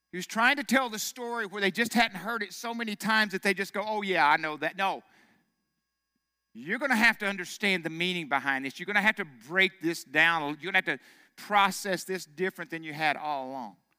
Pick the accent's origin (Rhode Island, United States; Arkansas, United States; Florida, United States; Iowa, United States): Arkansas, United States; I'm from Arkansas. Of course, I, everybody believes in God there